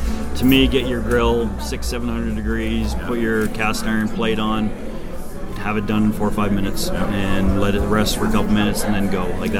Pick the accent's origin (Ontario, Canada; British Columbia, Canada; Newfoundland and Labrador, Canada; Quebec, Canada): Ontario, Canada; now in Airdrie, Canada; I grew up in Ontario